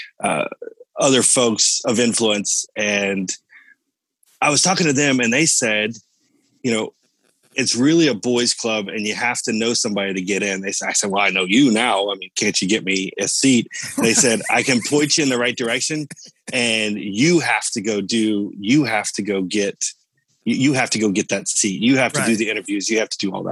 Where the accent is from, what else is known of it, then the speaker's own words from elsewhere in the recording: Orlando, Florida, United States; also born or lived in Cocoa Beach, Florida; Lived all my life here in Orlando.